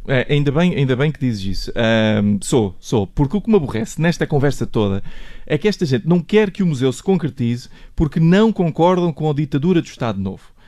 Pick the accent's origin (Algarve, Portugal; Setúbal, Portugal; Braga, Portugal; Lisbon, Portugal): Algarve, Portugal; Portimão; moved away; eu cresci em Portimão